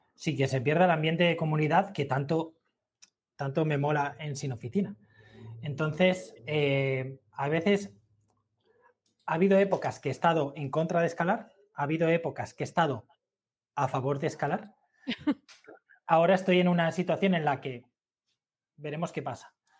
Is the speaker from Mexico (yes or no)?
no; Gandia, Valencian Community, Spain; moved away; also born or lived in Madrid / Murcia; yo soy de Gandía